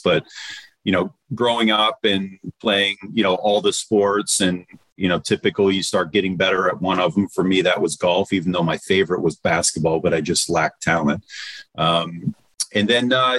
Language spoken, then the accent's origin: English; Detroit, Michigan, United States; moved away; I'm from Motown. So I grew up with, you know, Motown music